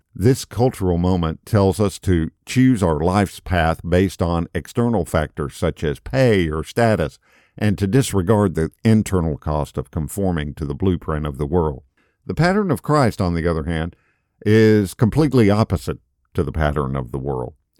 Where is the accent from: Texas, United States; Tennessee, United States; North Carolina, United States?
Tennessee, United States; now in Florida, United States; I'm from Tennessee originally. I live in Florida now